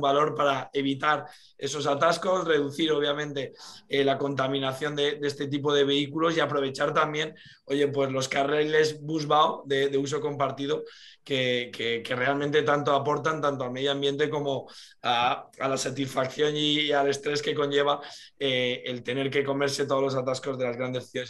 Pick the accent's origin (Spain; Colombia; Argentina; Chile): Spain; Las Rozas de Madrid, Community of Madrid; Nosotros somos de Las Rozas de Madrid